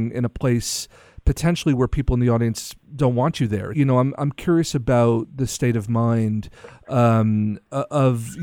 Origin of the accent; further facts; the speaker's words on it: New York, United States; I'm from New York